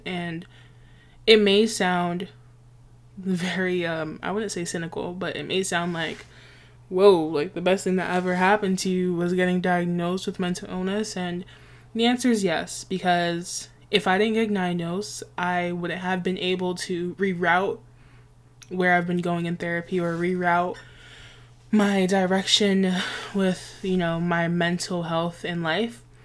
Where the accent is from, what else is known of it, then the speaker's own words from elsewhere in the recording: New York City, New York, United States; I grew up in a very West Indian neighborhood. I'm from Nueva York, New York City